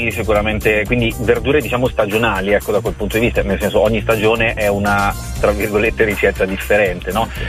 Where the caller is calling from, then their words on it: Castiglione dei Pepoli, Emilia-Romagna, Italy; Siamo dall'Appennino tosco-emiliano